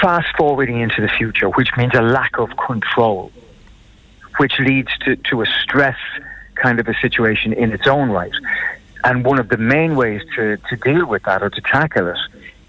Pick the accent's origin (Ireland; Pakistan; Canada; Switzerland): Ireland; we're Irish